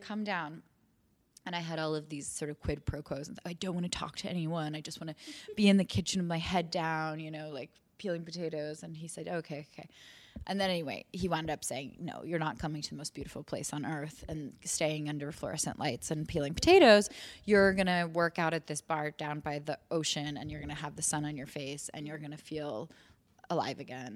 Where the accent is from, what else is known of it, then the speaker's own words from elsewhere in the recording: New York City, New York, United States; coming back to New York, which is my hometown.